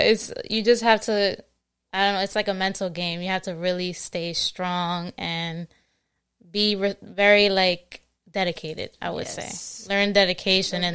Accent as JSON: {"language": "English", "region": "New Jersey", "country": "United States", "tie": "born or raised there", "also_born_or_lived": "Queens, New York", "said": "I mostly grew up um, in Jersey, but I was born in New York. Okay. Uh, born in Queens, New York, and then I moved to Jersey when I was like five"}